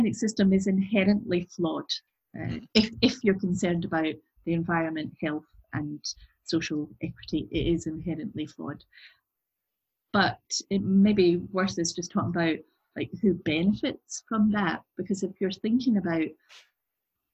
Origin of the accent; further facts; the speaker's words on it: Glasgow, Scotland, United Kingdom; I'm originally from Glasgow, and from the east end of Glasgow